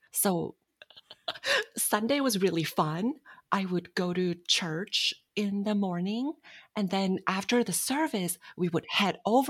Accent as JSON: {"language": "English", "region": "Bangkok", "country": "Thailand", "tie": "born or raised there", "said": "Bangkok, Thailand."}